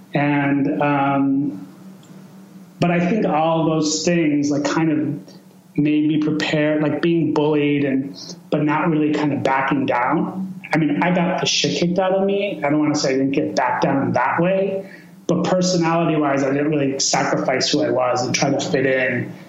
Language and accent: English; Chicago, Illinois, United States; also born or lived in Iran; I was born in 1975 in Chicago. And, um, you know, I, and I was basically raised in Chicago